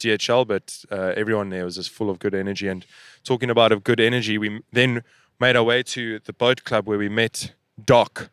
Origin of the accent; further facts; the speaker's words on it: South Africa; we're from South Africa